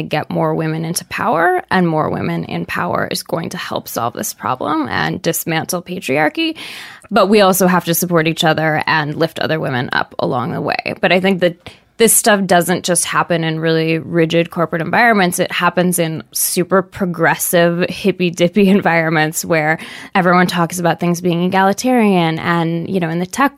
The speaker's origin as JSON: {"language": "English", "town": "Seattle", "region": "Washington", "country": "United States", "tie": "born or raised there", "said": "I grew up in Seattle, super liberal"}